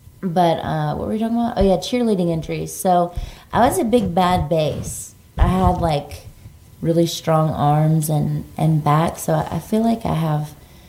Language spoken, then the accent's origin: English; Mississippi, United States; I'm from Mississippi